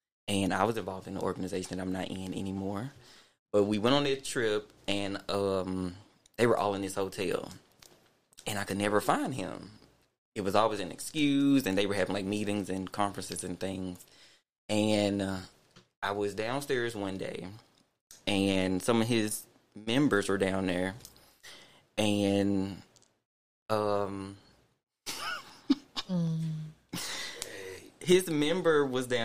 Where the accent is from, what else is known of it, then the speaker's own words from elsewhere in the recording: Memphis, Tennessee, United States; I'm from Orange Mound.